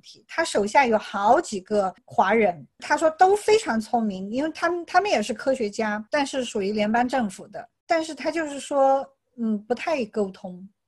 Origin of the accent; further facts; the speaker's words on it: China; also born or lived in California; now in United States; 除了我们中国人